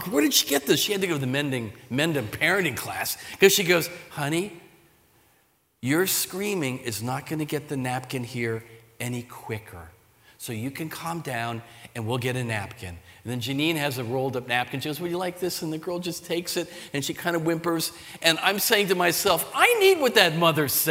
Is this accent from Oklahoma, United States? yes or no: no; Sea Bright, New Jersey, United States; moved away as an adult; also born or lived in Pennsylvania; I'm a Jersey kid. I grew up in the Jersey Shore near Seabright, Rumson Ferry, in that whole area.